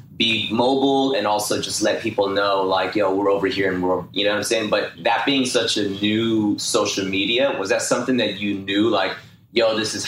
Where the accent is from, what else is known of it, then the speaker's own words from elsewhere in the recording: Bay Area, California, United States; I'm from the Bay Area